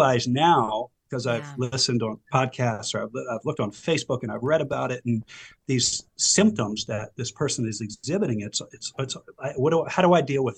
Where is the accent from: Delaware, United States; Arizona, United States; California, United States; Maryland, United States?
Maryland, United States; Silver Spring; born or raised there; also born or lived in Howard County, Maryland